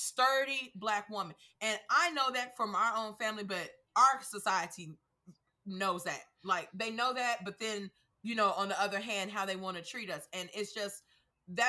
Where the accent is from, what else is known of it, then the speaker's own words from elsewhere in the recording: Oklahoma, United States; moved away as an adult; also born or lived in Tennessee / Georgia; now in Texas, United States; I grew up in Oklahoma, which is Midwest to Southern tendencies.